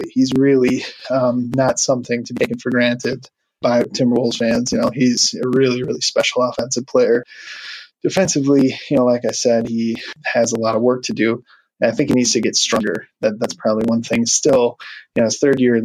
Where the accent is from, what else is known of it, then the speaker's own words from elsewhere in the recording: Wisconsin, United States; now in Minneapolis, United States; I'm originally from Wisconsin, but I live, in Minneapolis now